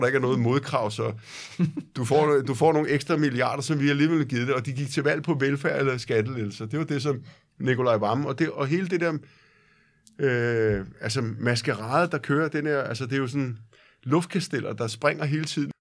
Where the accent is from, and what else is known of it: Copenhagen, Capital Region of Denmark, Denmark